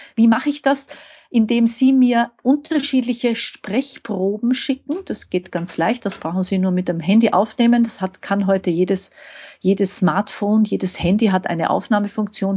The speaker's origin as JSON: {"language": "German", "country": "Austria", "said": "komme ich aus Österreich"}